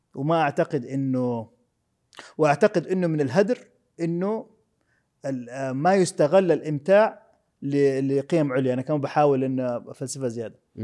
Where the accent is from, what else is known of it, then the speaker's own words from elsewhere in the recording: Jeddah, Makkah Province, Saudi Arabia; انا ولدت في السبيل في حلقه الخضار